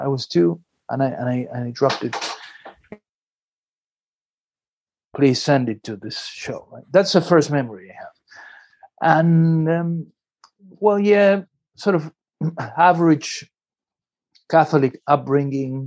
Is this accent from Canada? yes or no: no; Buenos Aires, Argentina; now in Dorking, United Kingdom; I grew up in a city called Buenos Aires in Argentina